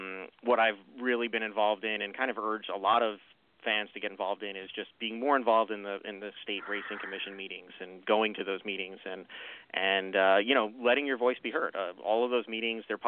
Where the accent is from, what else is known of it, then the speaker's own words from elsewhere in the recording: Long Island, New York, United States; now in Lancaster, Pennsylvania, United States; I'm from New York originally and was from Long Island, New York